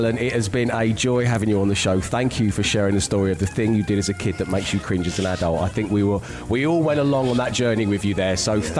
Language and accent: English; London, United Kingdom; my style inspiration as a 12-year-old boy growing up in South London was Al from Quantum Leap